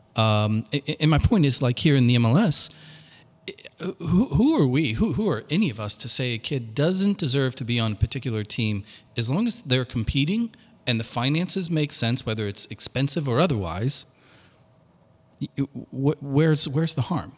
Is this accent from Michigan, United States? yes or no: no; Washington, Missouri, United States; growing up in Washington, Missouri, in a Southern Baptist household